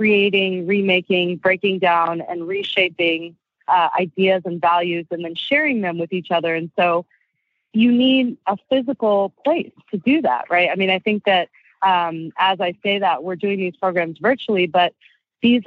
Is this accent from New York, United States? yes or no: no; Arizona, United States; now in Washington, D.C., United States; being Asian American and mixed and growing up in Arizona